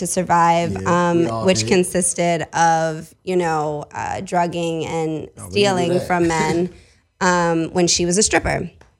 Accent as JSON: {"language": "English", "region": "tri-state area", "country": "United States", "said": "Okay, so I'm from the Tri-State."}